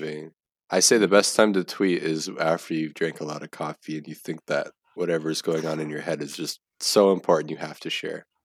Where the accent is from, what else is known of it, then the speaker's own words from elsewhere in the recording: United States; as an American